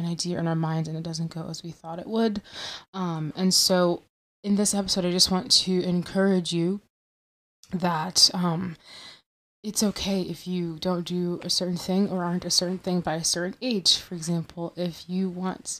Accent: Michigan, United States; I'm from Michigan

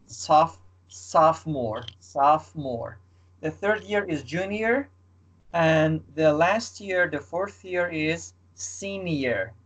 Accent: Iran; now in Istanbul, Turkey; I am from Iran. I live in Istanbul

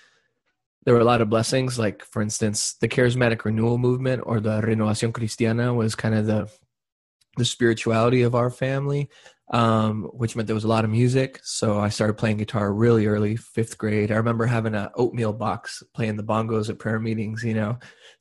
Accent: Brownsville, Texas, United States; born there; that's when I was born in Brownsville, Texas in 1982

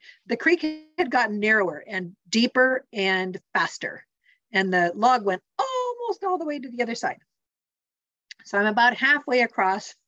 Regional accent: Montana, United States; also born or lived in Salem, Oregon; now in Central Oregon, United States; I grew up in Montana, where a fast moving creek had slippery rocks on the bottom.

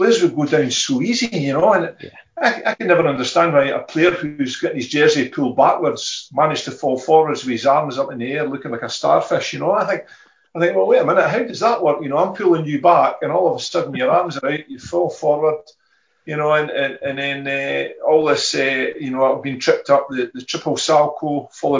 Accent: Fife, Scotland, United Kingdom; I'm from Fife. There's Rangers and Celtic fans here

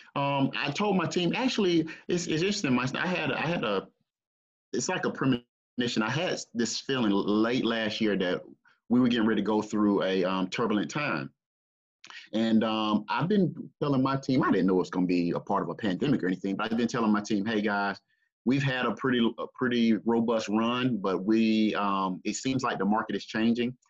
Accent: Greenville, South Carolina, United States; I grew up here in the Greenville, South Carolina area

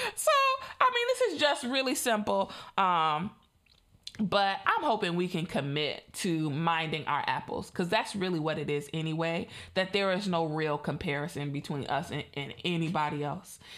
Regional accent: Chicago, Illinois, United States; I'm in the Midwest. I'm from Chicago.

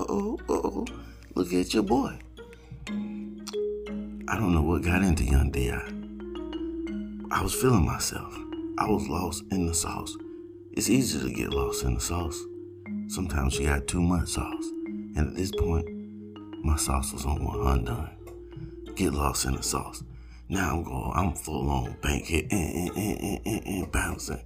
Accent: Georgia, United States; I'm from not only from the South, I am from Georgia

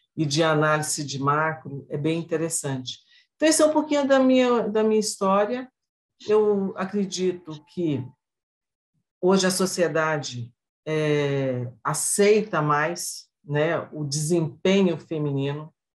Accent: northern Minas Gerais, Brazil; moved away as an adult; also born or lived in Belo Horizonte; now in northern Paraná, Brazil; eu sou mineira, né? Eu nasci no interior de Minas, sou do norte de Minas, mas como todo interiorano vai para a capital e vai estudar

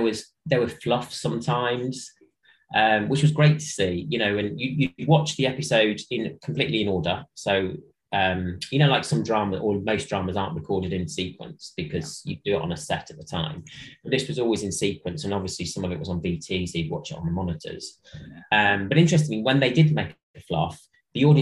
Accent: Midlands, United Kingdom; I was from the Midlands, so I started there in 1999

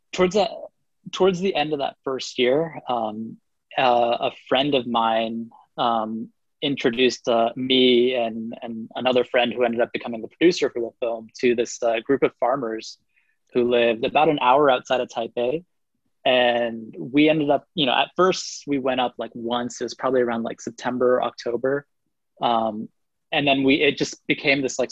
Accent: California, United States; also born or lived in Taiwan; when I was in Taiwan, I would always introduce myself as Californian

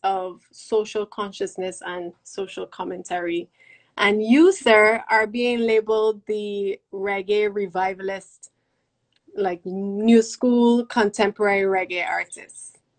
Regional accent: Barbados; me as a Bajan

